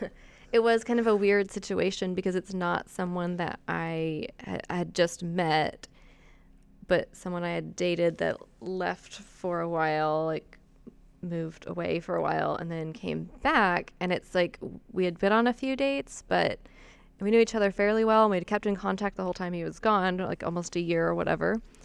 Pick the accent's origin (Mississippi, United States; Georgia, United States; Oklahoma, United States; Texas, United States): Oklahoma, United States; Wichita Mountains; I grew up six miles outside of the Wichita Mountains